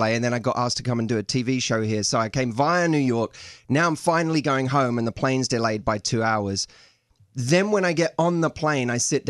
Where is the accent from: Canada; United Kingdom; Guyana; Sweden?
United Kingdom; now in Los Angeles, United States